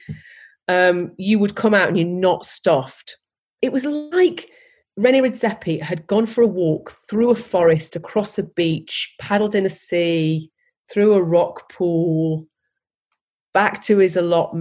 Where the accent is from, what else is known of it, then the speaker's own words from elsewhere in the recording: Stoke-on-Trent, West Midlands, United Kingdom; I'm from Stoke